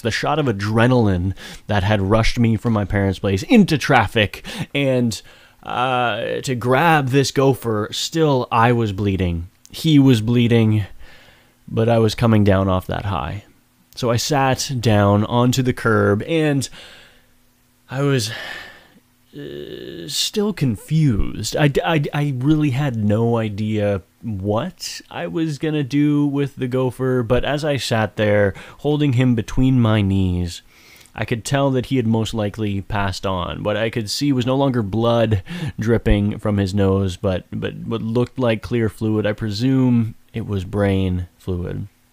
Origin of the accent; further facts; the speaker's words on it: Woodstock, New Brunswick, Canada; Woodstock, my hometown.